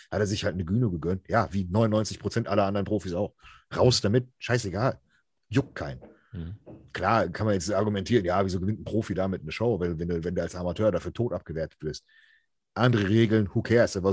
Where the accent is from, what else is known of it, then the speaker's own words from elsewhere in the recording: Switzerland; deutschsprachiger Raum, jetzt nicht deutsch, sondern als Schweizer, ja.